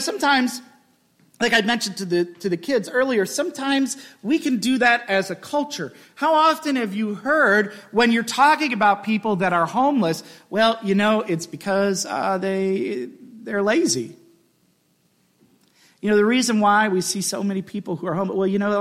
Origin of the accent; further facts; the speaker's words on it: Midwest, United States; I'm from the Midwest where a goodbye takes 45 minutes